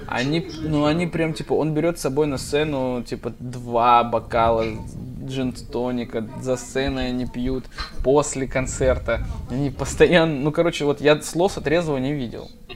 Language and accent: Russian; Deputatsky, Sakha Republic, Russia; moved away; Я им на карте показываю депутатский